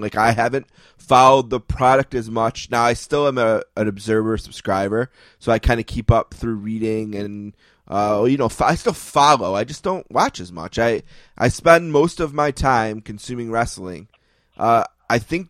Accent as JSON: {"language": "English", "town": "Buffalo", "region": "New York", "country": "United States", "said": "I'm from Buffalo. I'm Northeastern kid"}